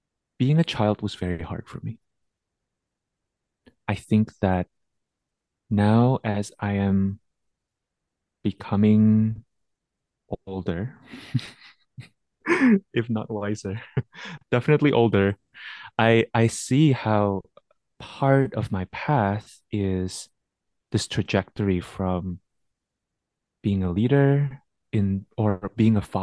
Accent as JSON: {"language": "English", "region": "Jakarta", "country": "Indonesia", "tie": "born or raised there", "said": "I grew up in Jakarta, Indonesia"}